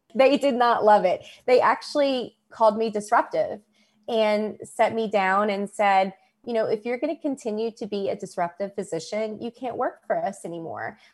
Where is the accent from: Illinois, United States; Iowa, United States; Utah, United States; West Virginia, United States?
West Virginia, United States; moved away; also born or lived in Kentucky; I was born in West Virginia, um, and Kentucky is my adult life.